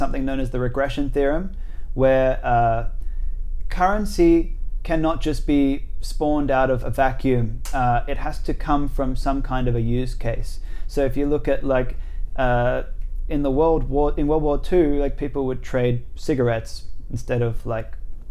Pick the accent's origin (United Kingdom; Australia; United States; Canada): Australia; 호주 사람. I'm Australian